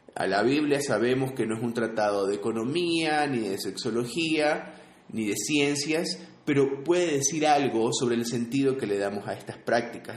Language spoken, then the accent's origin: Spanish; Guayaquil, Guayas, Ecuador; now in Quito, Ecuador; yo soy de Guayaquil, Ecuador.